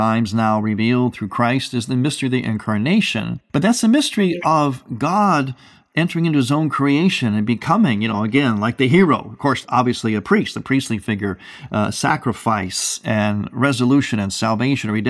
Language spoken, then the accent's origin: English; Cleveland, Ohio, United States; moved away; I'm from Cleveland originally